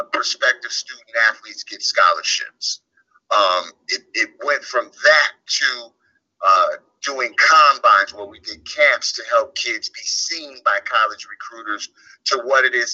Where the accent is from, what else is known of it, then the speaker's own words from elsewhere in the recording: Orange County, California, United States; moved away as an adult; also born or lived in Washington State / New York; I grew up in Orange County, California, which is a story in and of itself.